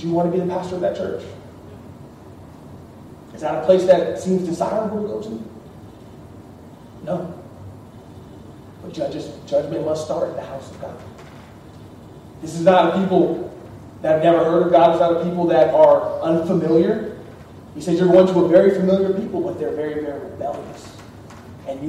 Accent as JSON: {"language": "English", "town": "Austin", "region": "Texas", "country": "United States", "moved": "yes", "said": "I'm from Austin, but I'm here"}